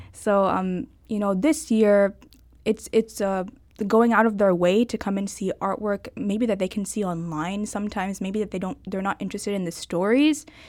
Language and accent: English; Ballwin, Missouri, United States; born and raised in Baldwin, Missouri.